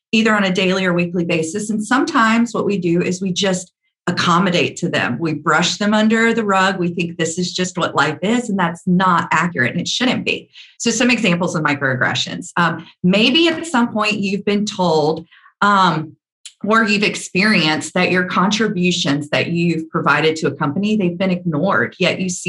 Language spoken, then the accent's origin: English; the South, United States; accent: Southern; Because I have a very deep Southern accent